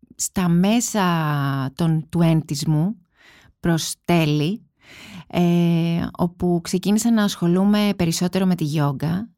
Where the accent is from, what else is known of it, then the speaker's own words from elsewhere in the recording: Kaisariani, Attica, Greece; εγώ μεγάλωσα στην Κεσαριανή